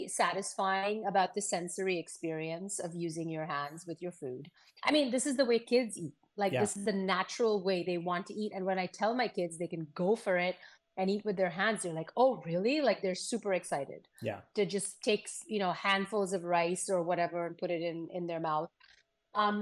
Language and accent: English; Pune, Maharashtra, India; now in United States; My family is Sindhi, but we grew up, you know, in Pune. So like I speak Marathi, I love Maharashtrian food.